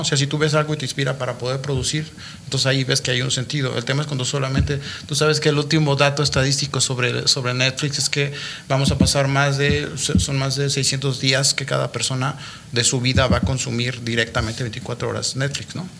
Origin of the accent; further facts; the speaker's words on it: Mexico; moved away as an adult; tuve que salir de México